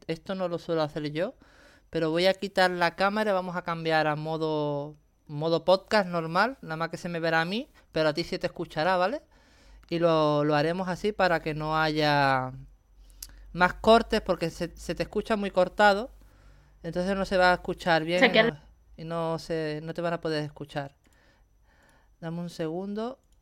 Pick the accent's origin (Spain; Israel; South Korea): Spain; Andalusia; mi tierra es mi tierra y Andalucía